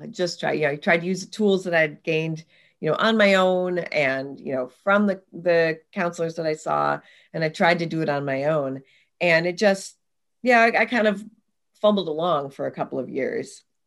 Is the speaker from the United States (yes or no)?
yes; Oregon, United States; I grew up in the Pacific Northwest in Oregon in the United States